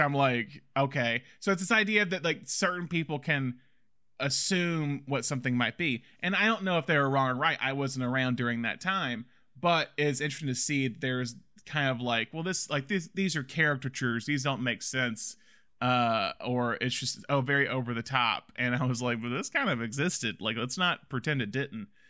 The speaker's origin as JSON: {"language": "English", "region": "Alabama", "country": "United States", "moved": "yes", "lives_now": "California, United States", "said": "I'm from Alabama"}